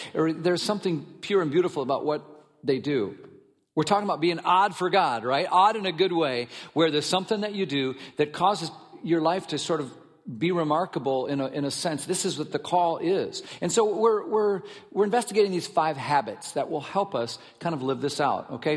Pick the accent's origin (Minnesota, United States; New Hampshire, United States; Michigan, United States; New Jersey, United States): Minnesota, United States; I grew up in Minnesota